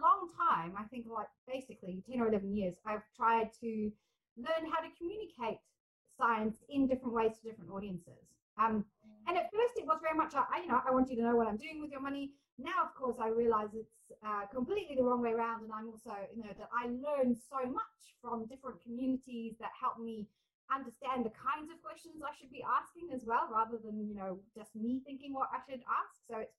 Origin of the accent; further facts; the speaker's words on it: South Africa; also born or lived in England / Scotland; now in New Zealand; I was very much felt like I had an English identity, although I was growing up as a South African kid. And then when we moved back to England, I was very clearly not English. And then I moved to Scotland.